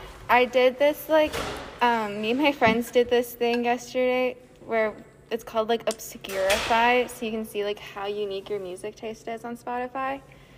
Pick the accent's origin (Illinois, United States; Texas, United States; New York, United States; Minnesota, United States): Minnesota, United States; Plymouth; I grew up in Plymouth outside the Twin Cities, or in the Twin Cities actually.